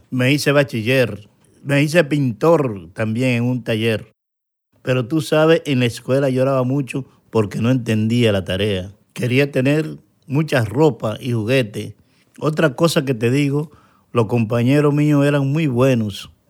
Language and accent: Spanish; Santo Domingo, Distrito Nacional, Dominican Republic; Soy del barrio Capotillo, en Santo Domingo.